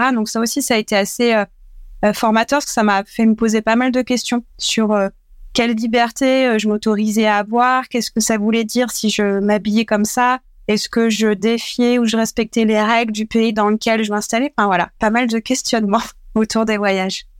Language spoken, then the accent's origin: French; Dreux, Centre-Val de Loire, France; J'ai grandi en nord et loire dans une ville qui s'appelle Dreux